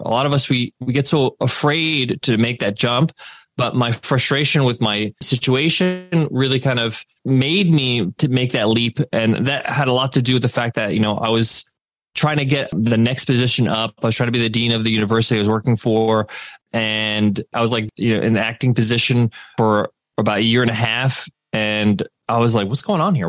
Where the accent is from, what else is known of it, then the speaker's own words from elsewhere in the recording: United States; I was born in the States, but we would go back to Egypt over the summer breaks